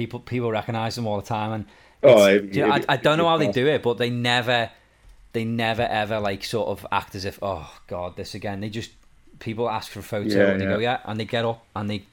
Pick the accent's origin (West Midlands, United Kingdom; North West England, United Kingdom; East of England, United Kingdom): North West England, United Kingdom; Liverpool area; Liverpool, where me and Kelly are from.